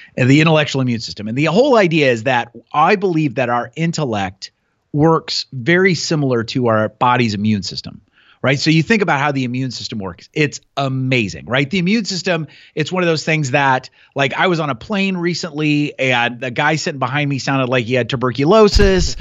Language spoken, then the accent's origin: English; Newton, Iowa, United States; also born or lived in Montana / Chicago / England; I grew up in Newton